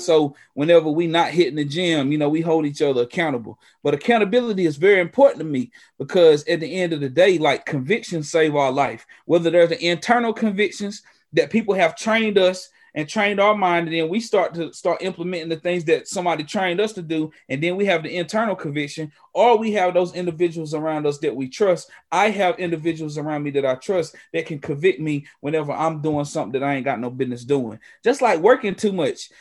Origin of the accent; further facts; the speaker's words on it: Western North Carolina, United States; native of Western North Carolina, here in the Appalachia